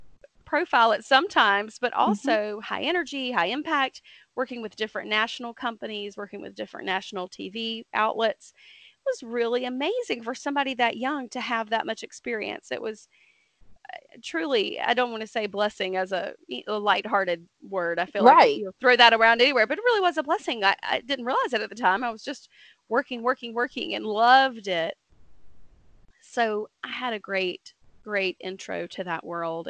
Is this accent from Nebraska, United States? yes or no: no; Dothan, Alabama, United States; moved away as an adult; now in Huntsville, United States; I moved up to Huntsville. I'm originally from Dothan, Alabama.